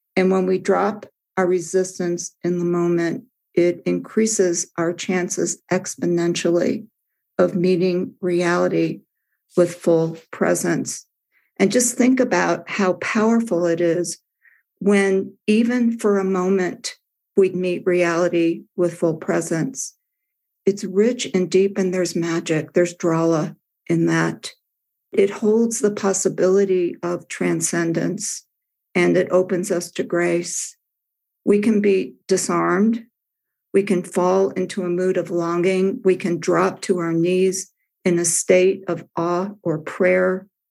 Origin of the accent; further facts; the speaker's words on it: Midwest, United States; as a child, I grew up in the Midwest